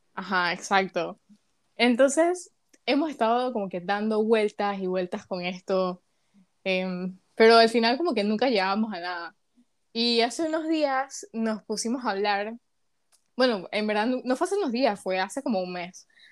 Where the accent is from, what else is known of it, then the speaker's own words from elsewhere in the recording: Panama; soy de aquí, de Panamá.